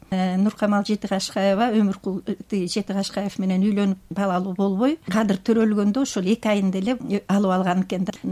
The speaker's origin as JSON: {"language": "Kyrgyz", "region": "Bishkek", "country": "Kyrgyzstan", "tie": "born or raised there", "said": "эгерде мен байкем бишкекке алып келбесе"}